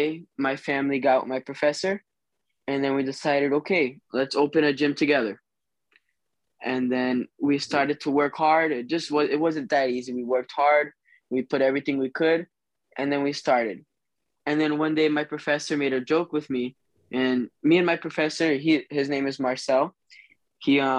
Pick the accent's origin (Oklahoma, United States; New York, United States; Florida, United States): Florida, United States; St. Cloud; also born or lived in Boise, Idaho; I'm from Boise, Idaho originally, and then I moved to Florida when I was younger, where I've been born and raised in St. Cloud, Florida, Orlando